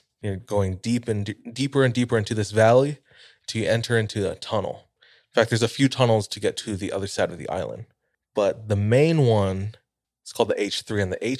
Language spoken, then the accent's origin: English; Kaneohe, Hawaii, United States; moved away as an adult; My hometown is called Kaneohe. If you've ever been to Oahu and you've driven to the North Shore, you've most likely been to Kaneohe.